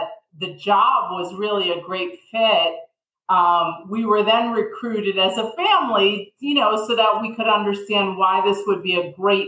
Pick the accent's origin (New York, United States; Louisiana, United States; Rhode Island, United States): New York, United States; suburbs of New York City, United States; moved away as an adult; also born or lived in Manhattan, New York; now in Sarasota, United States; I was born in Manhattan, and I grew up in the suburbs of New York City